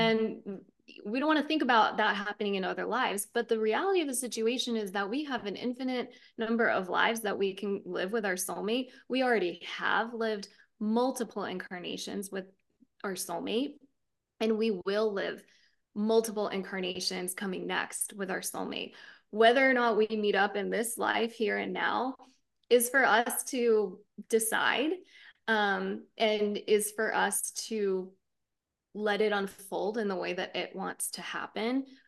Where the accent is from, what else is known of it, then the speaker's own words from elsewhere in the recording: United States; we're here in the States, right? Growing up in the States, we have our culture that shapes us